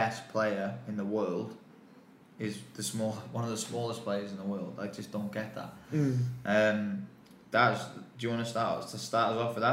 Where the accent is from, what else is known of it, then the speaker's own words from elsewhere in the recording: England, United Kingdom; accent: English; now in Sydney, Australia; my English accent